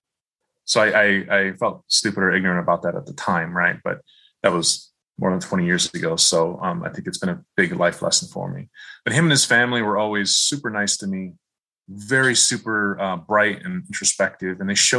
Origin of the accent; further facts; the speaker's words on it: Midwest, United States; growing up in the Midwest, very culturally homogenous. I remember in my high school and even college, there were very few minorities, including Black people in school.